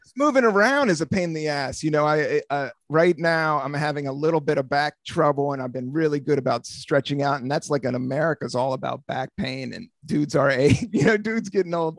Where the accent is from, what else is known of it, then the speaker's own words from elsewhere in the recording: United States; where I grew up on Capitol Hill.